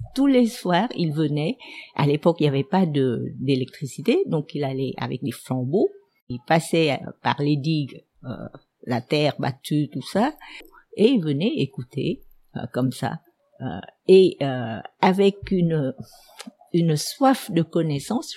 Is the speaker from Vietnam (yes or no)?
yes; Ho Chi Minh City, Vietnam; first language Vietnamese; French is a second language; also born or lived in Ben Tre Province / France; mes, parents sont venus jeunes s'installer à Seigon, donc je suis née à Seigon. je me sentais euh, euh enracinée à Seigon